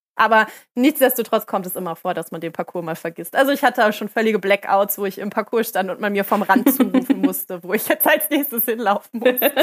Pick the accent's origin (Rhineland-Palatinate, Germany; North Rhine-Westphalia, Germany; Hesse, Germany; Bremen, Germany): North Rhine-Westphalia, Germany; bei uns in NRW